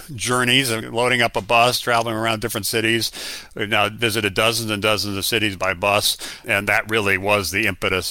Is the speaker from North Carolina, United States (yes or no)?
no; Hawaii, United States; Growing up in Hawaii was a wonderful experience in many, many respects